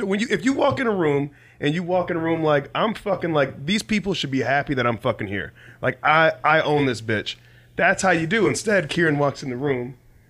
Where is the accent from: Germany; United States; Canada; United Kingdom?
United States; Detroit, Michigan; moved away; I'm from Detroit